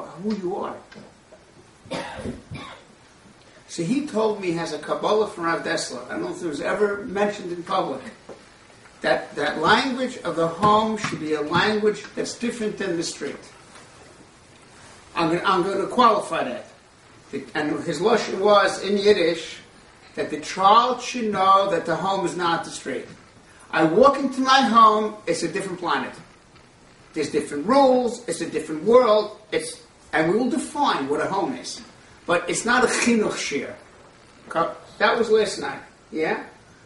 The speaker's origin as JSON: {"language": "English", "country": "Israel", "said": "I'm from Israel"}